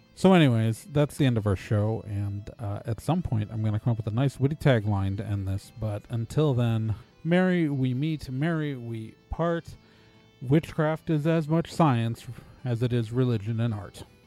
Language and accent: English; Wisconsin, United States; I'm from Wisconsin